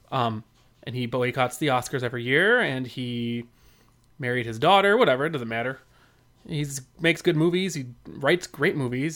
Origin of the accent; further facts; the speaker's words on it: United States; I'm from America